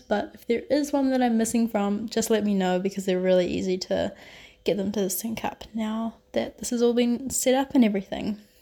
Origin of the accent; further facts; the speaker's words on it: New Zealand; moved away as an adult; now in Barcelona, Spain; I am currently doing a semester abroad in Barcelona, although I'm originally from New Zealand.